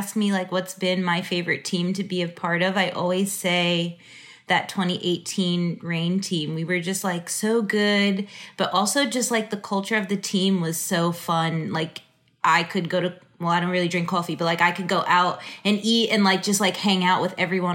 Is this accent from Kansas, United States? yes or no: no; New York, United States; also born or lived in Houston; now in Los Angeles, United States; get closer to home and play on the East Coast because I'm from New York